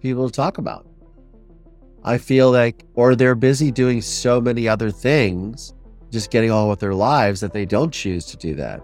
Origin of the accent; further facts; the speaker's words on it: Ohio, United States; I'm from Ohio